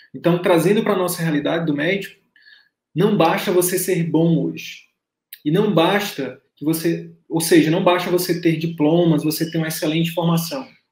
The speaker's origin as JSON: {"language": "Portuguese", "region": "Northeast Region", "country": "Brazil", "said": "eu, sou nordestino"}